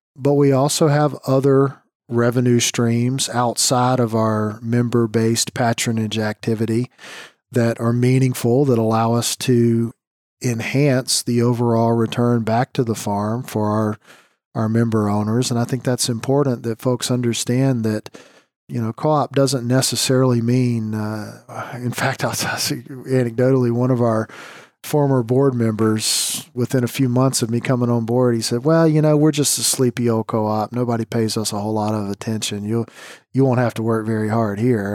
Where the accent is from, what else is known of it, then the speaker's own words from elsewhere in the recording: South Carolina, United States; moved away as an adult; also born or lived in Indiana / Michigan; the Citadel in Charleston, South Carolina. It's my home state